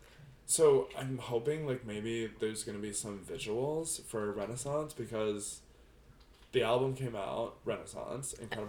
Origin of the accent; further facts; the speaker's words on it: New Jersey, United States; Said I was from Jersey.